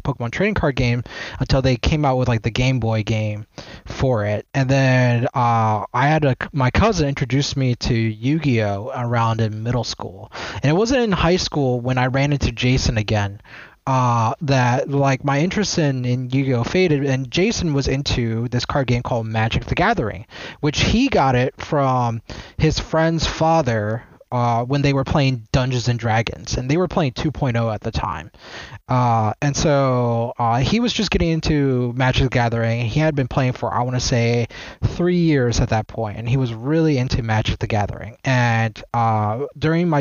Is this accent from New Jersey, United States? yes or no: no; Maryland, United States; also born or lived in Washington, D.C. / Prince George's County, Maryland / Howard County, Maryland; I'm from the DMV area, so I was born in D.C. and I was raised mostly in Maryland